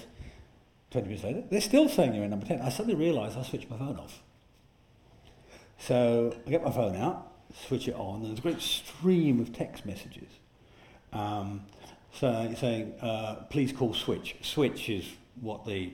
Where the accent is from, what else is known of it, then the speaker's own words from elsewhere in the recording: Yorkshire and the Humber, United Kingdom; I speak as a Yorkshireman